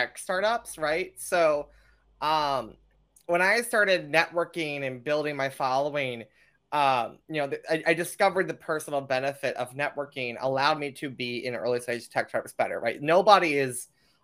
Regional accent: United States; me, the American

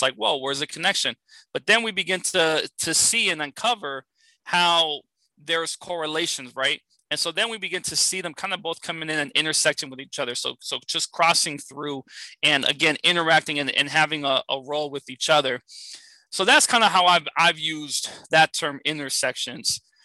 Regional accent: San Francisco, California, United States; I grew up in San Francisco, California

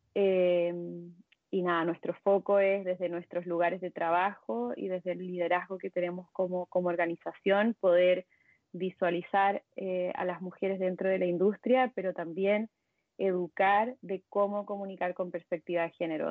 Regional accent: Chile; moved away as an adult; now in Mexico; soy chilena, pero vivo en México hace bueno, hace seis años ya.

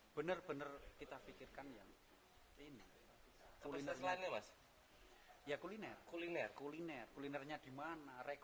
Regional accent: Special Region of Yogyakarta, Indonesia; jadi memang kita harus harus memiliki ciri khas kita orang Jawa kita orang Jogja ya

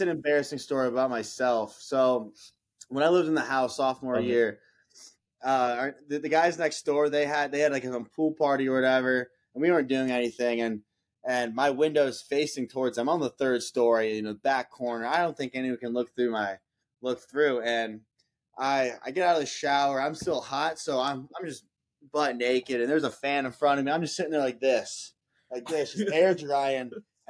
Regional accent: Columbus, Ohio, United States; I am from Columbus, Ohio.

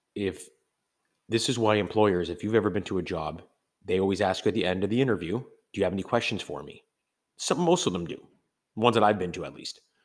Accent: Canada; I am from Canada

